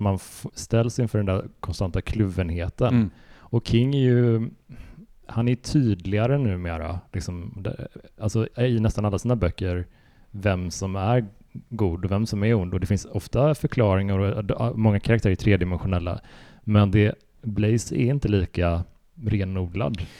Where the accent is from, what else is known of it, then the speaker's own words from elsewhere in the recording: Sweden; som svensk